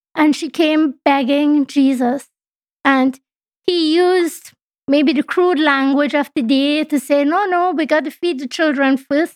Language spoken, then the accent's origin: English; Trinidad & Tobago; now in Canada; my home country is Trinidad and Tobago